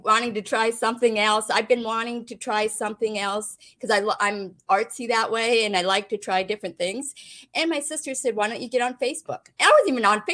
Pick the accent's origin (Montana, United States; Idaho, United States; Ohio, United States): Montana, United States; Great Falls; Growing up in Great Falls, Montana, family of five